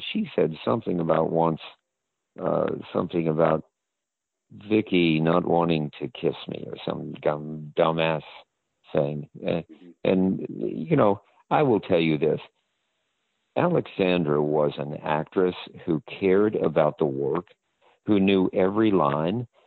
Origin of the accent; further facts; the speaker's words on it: the South, United States; moved away; I'm from the South.